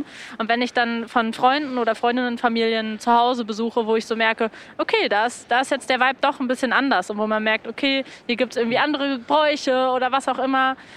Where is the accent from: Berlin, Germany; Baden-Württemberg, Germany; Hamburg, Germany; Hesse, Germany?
Berlin, Germany; das hat man sich als Kinder erzählt in Berlin